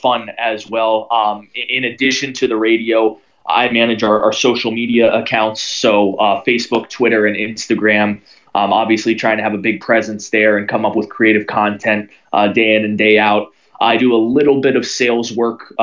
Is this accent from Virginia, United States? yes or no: yes; Northern Virginia, United States; growing up in Northern Virginia